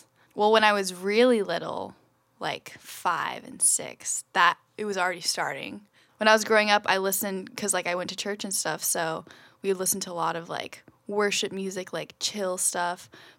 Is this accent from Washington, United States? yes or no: yes; Olympia, Washington, United States; also born or lived in San Diego, California; now in Seattle, United States; I grew up in Olympia.